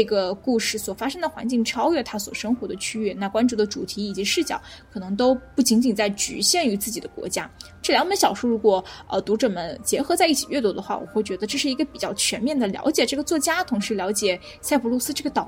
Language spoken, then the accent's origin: Chinese; China; 我们作为中国人啊